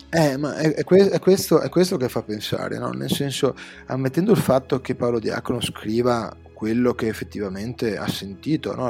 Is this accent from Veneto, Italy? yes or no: yes; Venice, Veneto, Italy; accent: Veneto; sono veneziano